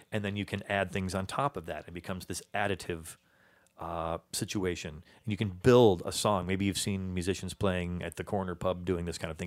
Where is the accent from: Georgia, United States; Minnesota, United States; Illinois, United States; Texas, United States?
Illinois, United States; Chicago; my hometown